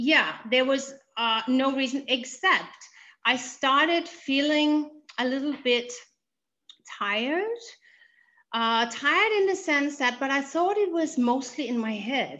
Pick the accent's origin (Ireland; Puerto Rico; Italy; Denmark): Denmark; English is a second language; in Denmark, I'm Danish, by the way, so excuse me for my language. This English is my second language